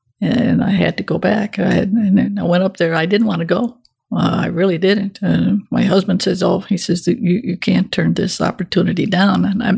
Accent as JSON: {"language": "English", "region": "Michigan", "country": "United States", "tie": "born or raised there", "moved": "as an adult", "said": "I was raised in Michigan."}